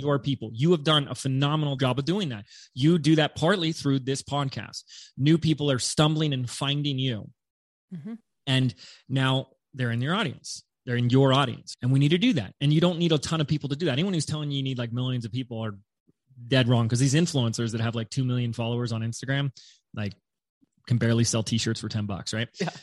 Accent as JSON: {"language": "English", "town": "Laguna Beach", "region": "California", "country": "United States", "tie": "born or raised there", "said": "i was living in my hometown of laguna beach california at the time"}